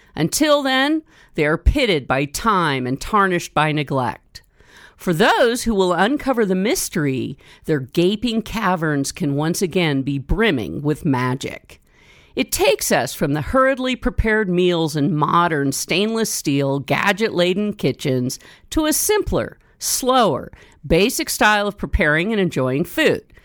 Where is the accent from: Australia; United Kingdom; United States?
United States; Northern California; growing up in Northern California